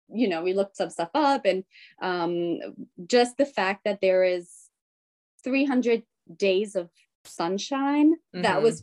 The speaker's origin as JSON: {"language": "English", "country": "Germany", "tie": "born or raised there", "also_born_or_lived": "Bolivia / Denver", "moved": "as an adult", "lives_now": "United States", "said": "And my mom is from Germany, so we actually moved to Germany when I was three and a half, and from that point on, I grew up in Germany. And I just moved to the States about 6-7 years ago."}